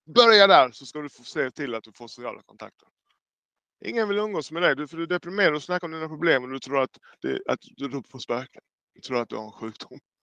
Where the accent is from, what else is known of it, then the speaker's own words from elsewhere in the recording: Jamaica; now in Sweden; jag är själv från Jamaica